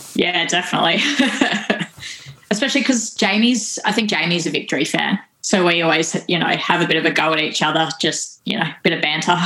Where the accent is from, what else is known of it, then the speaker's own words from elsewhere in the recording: Tasmania, Australia; growing up in uh, Tassie.